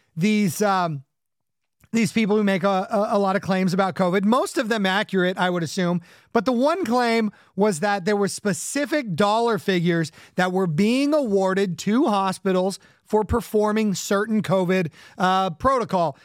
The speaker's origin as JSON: {"language": "English", "area": "Orange County and the Inland Empire", "region": "Southern California", "country": "United States", "tie": "born or raised there", "moved": "yes", "lives_now": "Connecticut, United States", "said": "in addition to growing up in Orange County, where the uh, surf punks of the 80s were uh, running around, I also grew up in the Inland Empire"}